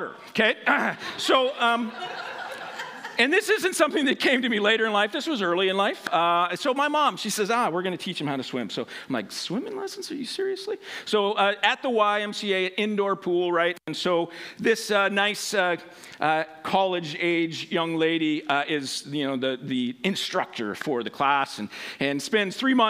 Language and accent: English; Western Washington, United States; I grew up in Western Washington